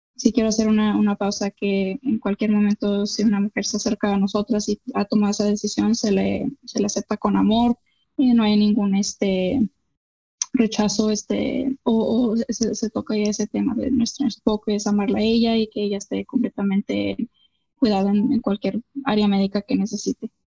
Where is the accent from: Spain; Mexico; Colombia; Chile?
Mexico; como mexicana